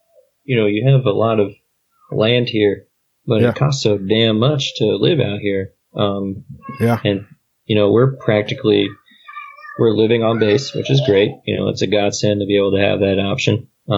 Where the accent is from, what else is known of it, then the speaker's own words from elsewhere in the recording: Kentucky, United States; also born or lived in Germany; But my home for me is Kentucky. That's where my dad lives. That's where my dad's family lives.